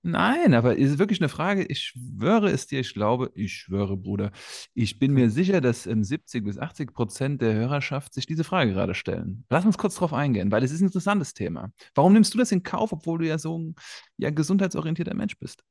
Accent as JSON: {"language": "German", "town": "Frankfurt", "region": "Hesse", "country": "Germany", "tie": "born or raised there", "said": "Ich bin in Frankfurt aufgewachsen"}